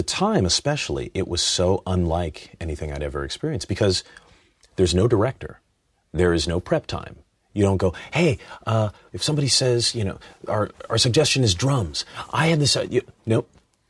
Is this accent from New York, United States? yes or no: no; Cleveland, Ohio, United States; Yeah, I was a big, you know, Indians fan. I grew up in Cleveland.